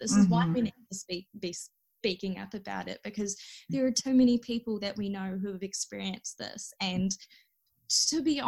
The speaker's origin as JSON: {"language": "English", "country": "New Zealand", "tie": "born or raised there", "said": "being raised in this culture and being a minority and trying to prove that I am Kiwi"}